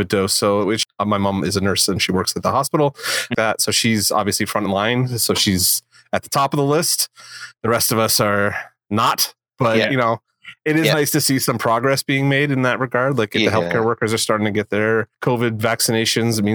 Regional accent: Canada; I'm Canadian

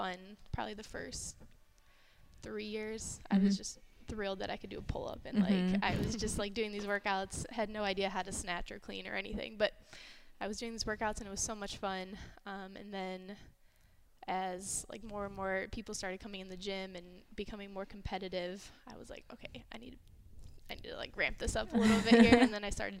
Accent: Perry, Ohio, United States; I grew up in Perry. So probably 15 minutes away from here.

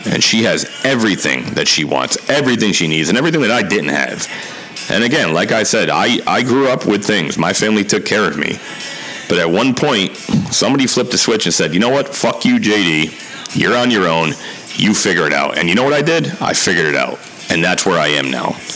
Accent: Milford, Connecticut, United States; also born or lived in New Haven, Connecticut; born in New Haven, grew up in Milford, Connecticut

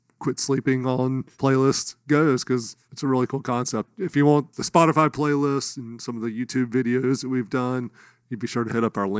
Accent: Dunn, North Carolina, United States; moved away; my hometown, Dunn, North Carolina.

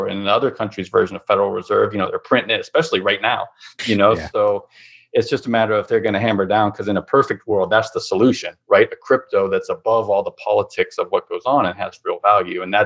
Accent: United States; as an American

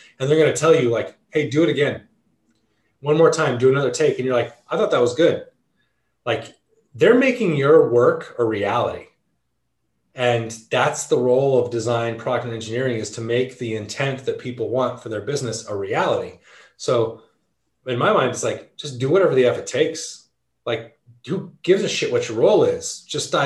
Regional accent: Southern California, United States; growing up in Southern California

